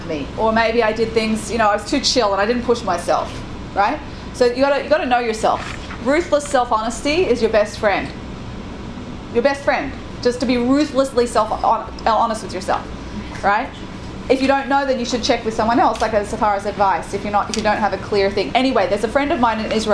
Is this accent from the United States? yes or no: no; Australia; I'm Australian.